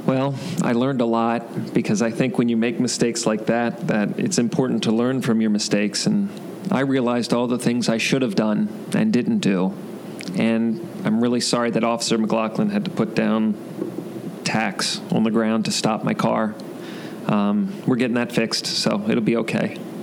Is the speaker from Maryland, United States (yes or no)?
yes; Maryland, United States; moved away; I'm from Maryland.